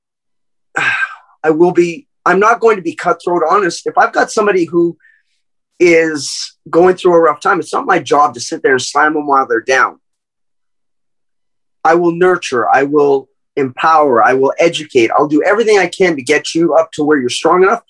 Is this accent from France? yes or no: no; Canada; I'm from Canada